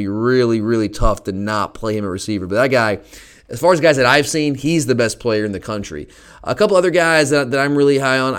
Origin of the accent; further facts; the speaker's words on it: Gwinnett County, Georgia, United States; I'm from Gwinnett County.